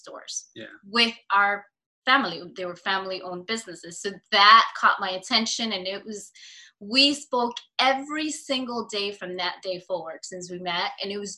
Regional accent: New York City, New York, United States; I was born and raised in New York City

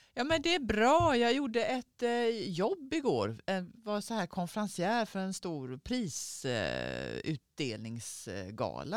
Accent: Skåne, Sweden; moved away as an adult; also born or lived in Gothenburg; now in Stockholm, Sweden; sen flyttade jag därifrån när jag var tio, när jag till Skåne

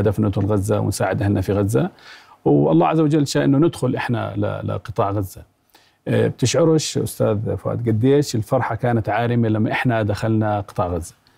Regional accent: Jordan; احنا كاطباء اردنيين

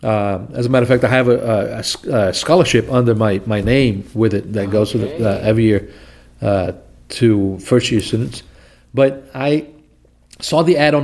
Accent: Recife, Pernambuco, Brazil; now in United States; Recife, Brazil, northeast of Brazil. That's north of São Paulo, north of Rio de Janeiro.

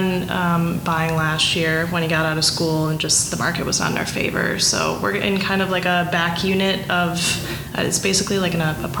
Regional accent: Appleton, Wisconsin, United States; also born or lived in Madison, Wisconsin / Baltimore, Maryland; now in Milwaukee, United States; So I grew up in Appleton, Wisconsin

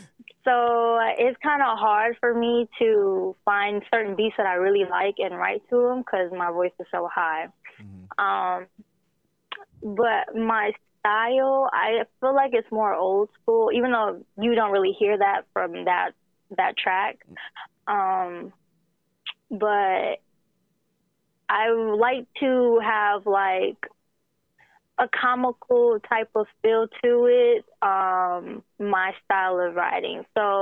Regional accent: Columbus, Georgia, United States; But, I was definitely born and raised in Columbus.

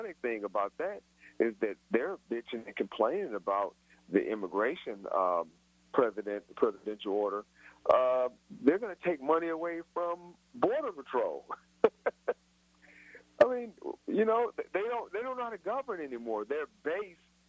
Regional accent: Chicago, Illinois, United States; now in Nashville, United States; I'm a Yankee myself. I'm from Chicago

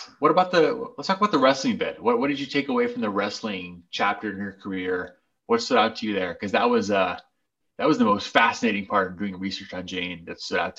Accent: Brazil; I had seen him growing up in Brazil a little bit.

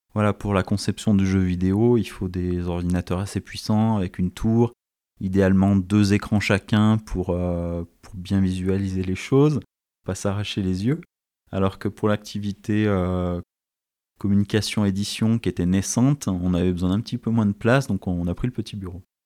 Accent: Saint-Étienne, Auvergne-Rhône-Alpes, France; also born or lived in Paris; je suis stéphanois d'origine, j'y suis né en 1982 et j'ai vécu une bonne partie de, de ma vie

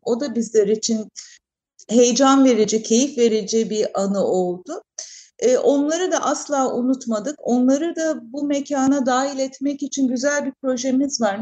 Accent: Izmir, Turkey; Ben de doğma büyüme İzmirliyim

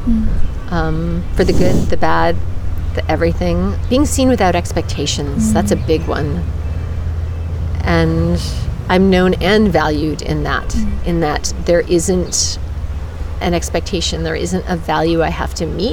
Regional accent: New England, United States; now in California, United States; I grew up in New England, and New England's a good place to be from, but I don't live there now. So I live in California

